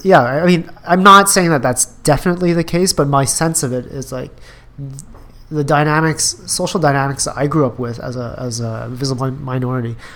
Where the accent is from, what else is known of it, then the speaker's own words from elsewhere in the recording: Edmonton, Alberta, Canada; I grew up in Alberta Edmonton Alberta